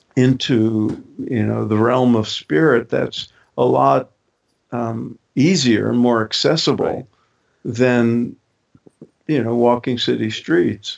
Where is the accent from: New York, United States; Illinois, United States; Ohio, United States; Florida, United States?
New York, United States; New York City; I grew up in Brooklyn